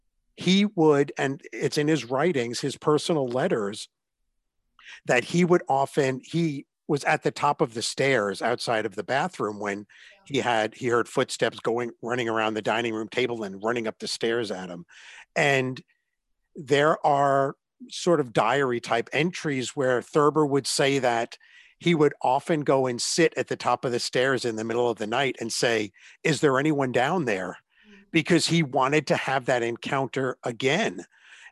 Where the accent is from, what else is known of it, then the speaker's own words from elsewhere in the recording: New York, United States; when I was a kid growing up in New York, I read the story The Night the Ghost Got